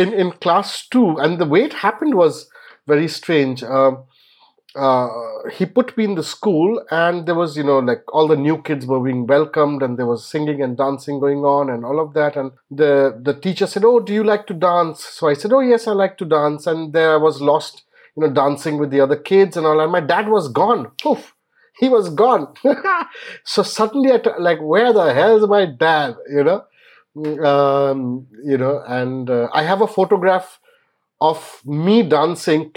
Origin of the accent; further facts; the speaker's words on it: Kolkata, West Bengal, India; moved away; I was born in Calcutta then, now Kolkata, of course. And I think about the age of 6 or 7, I was promptly carted off to a boarding school.